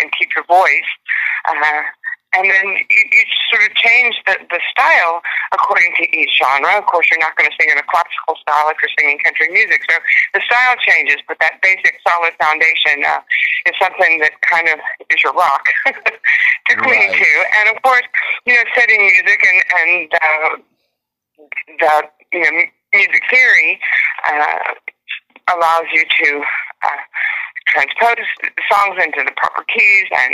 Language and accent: English; Texas, United States; a little girl growing up in Texas